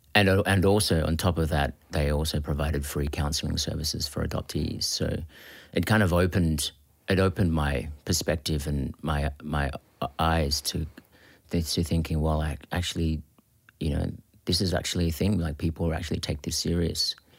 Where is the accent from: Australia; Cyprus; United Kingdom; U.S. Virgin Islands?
Australia; also born or lived in Philippines; living in Australia and being Australian